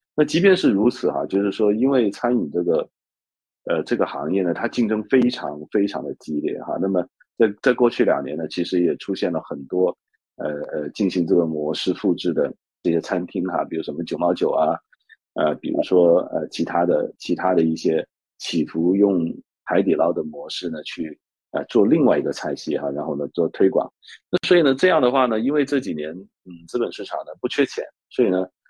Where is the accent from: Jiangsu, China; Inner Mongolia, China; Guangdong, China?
Guangdong, China; now in Hong Kong; 因为我是广东人